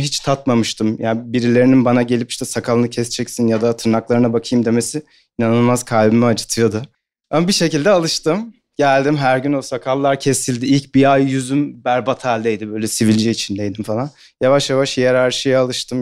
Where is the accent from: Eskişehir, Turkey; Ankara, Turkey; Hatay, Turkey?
Ankara, Turkey; moved away as an adult; now in Istanbul, Turkey